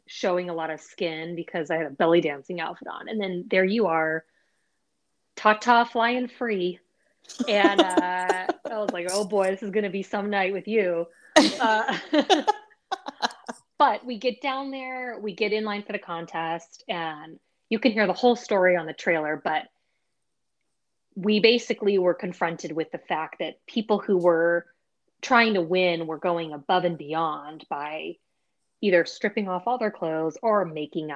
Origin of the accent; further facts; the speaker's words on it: the Bay Area, California, United States; we're both from the Bay Area